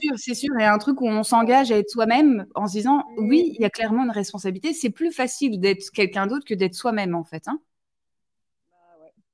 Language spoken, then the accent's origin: French; Toulouse, Occitania, France; now in northern France; Je suis toulousaine